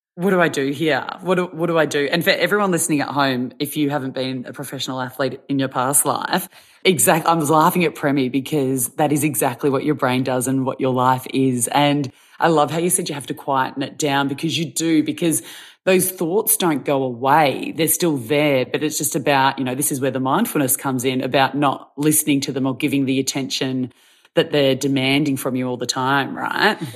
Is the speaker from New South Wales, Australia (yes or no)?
no; Victoria, Australia; I'm from Victoria